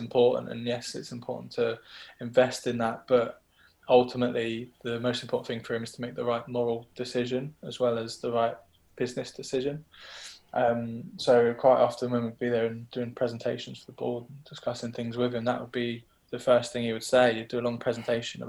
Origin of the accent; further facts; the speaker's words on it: Brighton, South East England, United Kingdom; moved away; I'm from Brighton originally. I grew up watching games at the Wibdean